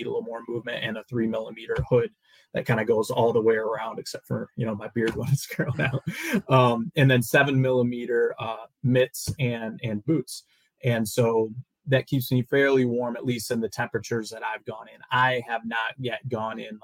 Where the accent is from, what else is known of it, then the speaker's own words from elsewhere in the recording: Northern Michigan, United States; I grew up in Northern Michigan, just a couple miles from the Lake Michigan beach.